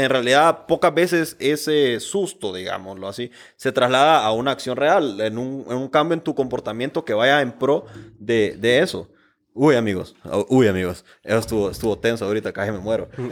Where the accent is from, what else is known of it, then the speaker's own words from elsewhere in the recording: Honduras; Como hondureños